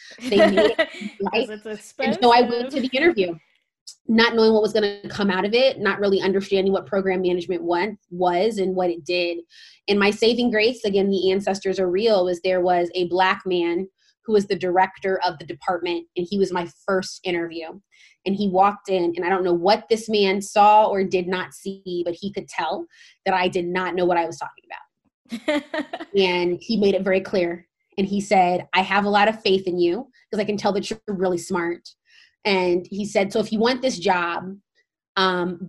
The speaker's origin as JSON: {"language": "English", "town": "St. Louis", "region": "Missouri", "country": "United States", "also_born_or_lived": "Stanford, California", "moved": "as an adult", "said": "I'm originally from St. Louis, Missouri"}